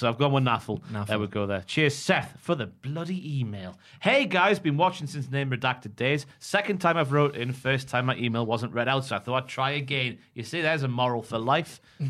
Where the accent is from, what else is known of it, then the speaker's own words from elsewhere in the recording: Dudley, West Midlands, United Kingdom; This was took in my hometown of Dudley.